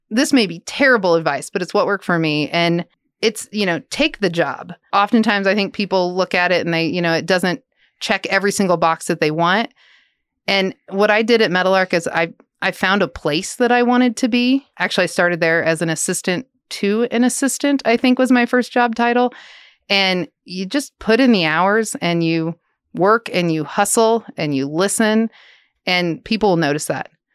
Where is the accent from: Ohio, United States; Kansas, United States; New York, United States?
Kansas, United States; Lawrence; moved away as an adult; now in Manhattan, Kansas, United States; I'm from Lawrence. grew up just outside of Lawrence, actually a small town